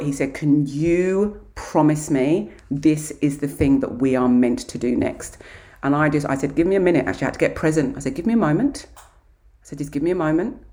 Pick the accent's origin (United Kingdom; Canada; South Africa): United Kingdom; Kent, South East England; now in Australia; I grew up in Kent, in England.